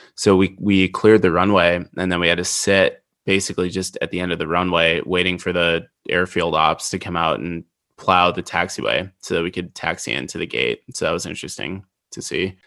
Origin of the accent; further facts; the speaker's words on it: Midwest, United States; I grew up in the Midwest.